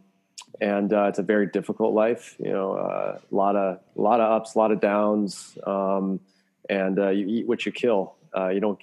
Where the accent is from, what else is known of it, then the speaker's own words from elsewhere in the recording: Maryland, United States; moved away as an adult; also born or lived in Florida / Belgium; growing up in Maryland